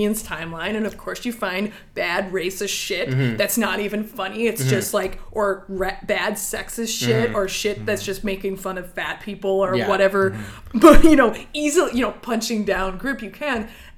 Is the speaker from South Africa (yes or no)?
yes; South Africa; I have all of the answers because I am from South Africa.